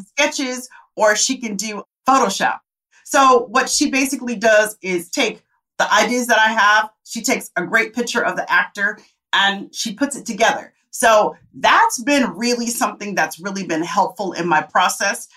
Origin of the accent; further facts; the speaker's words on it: Tempe, Arizona, United States; moved away; I come from Tempe, Arizona